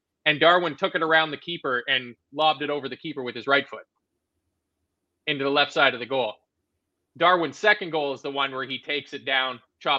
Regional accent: Canada; Now, I know that I'm Canadian

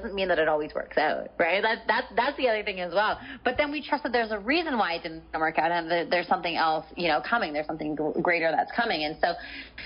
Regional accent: Canada; moved away as an adult; now in San Diego, United States; I'm Canadian.

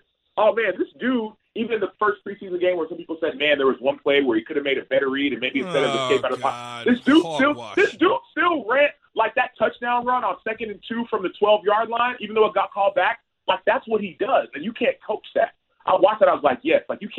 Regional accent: Dallas, Texas, United States; I grew up in Dallas

